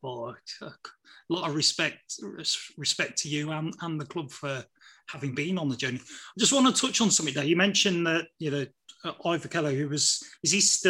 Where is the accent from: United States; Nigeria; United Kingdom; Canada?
United Kingdom; Midlands; Growing up in the Midlands